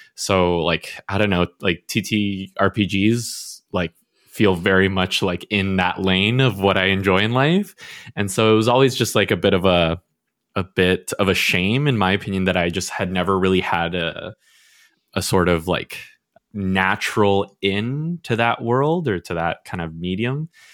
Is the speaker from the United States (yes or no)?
no; Canada; I was born and raised in Canada